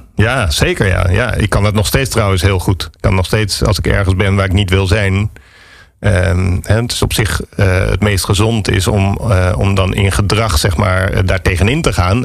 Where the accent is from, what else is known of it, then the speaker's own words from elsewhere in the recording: Alphen aan den Rijn, South Holland, Netherlands; also born or lived in Harderwijk / Amsterdam; now in Landsmeer, Netherlands; ik ben geboren in Harderwijk, maar op mijn derde ben ik naar, uh, naar Alphen verhuisd.